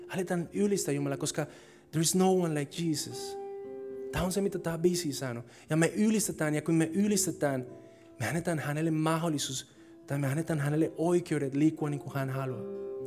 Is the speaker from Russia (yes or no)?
no; Colombia; Finnish is a second language; now in Finland; Kolumbiassa, mistä mä oon kotoisin